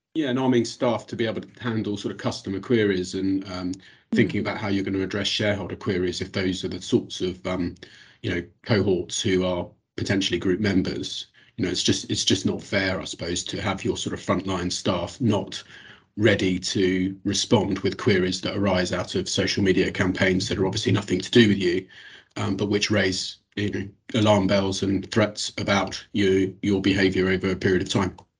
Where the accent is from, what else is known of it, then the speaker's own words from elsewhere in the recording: United Kingdom; accent: British; moved away; as you'll have picked up from my accent, uh, have a bit of experience of the London uh, market as well